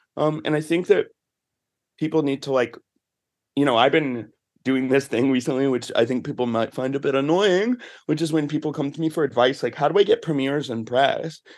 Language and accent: English; the South, United States; moved away; I'm from the South